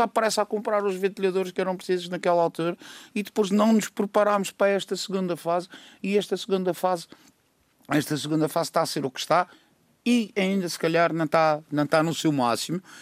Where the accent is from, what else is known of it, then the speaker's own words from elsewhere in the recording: Madeira, Portugal; como madeirense